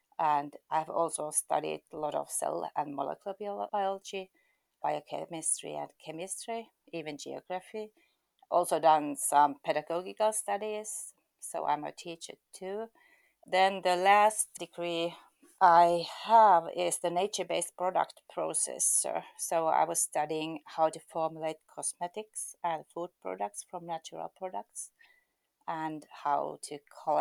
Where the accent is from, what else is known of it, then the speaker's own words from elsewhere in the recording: Eastern Finland, Finland; also born or lived in Helsinki, Finland; I was born in Helsinki, but I have lived nearly all my life in the eastern part of Finland.